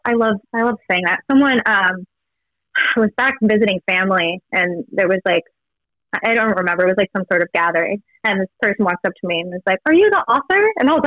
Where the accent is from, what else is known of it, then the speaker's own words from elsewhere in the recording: Los Angeles, California, United States; moved away as an adult; now in New York, United States; LA, I'm from Venice Beach.